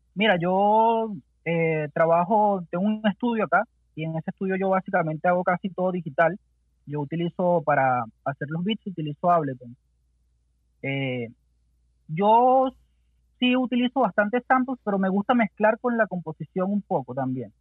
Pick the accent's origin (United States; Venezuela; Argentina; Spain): Venezuela; moved away as an adult; now in Santiago, Chile; crecimos haciendo música allá en Venezuela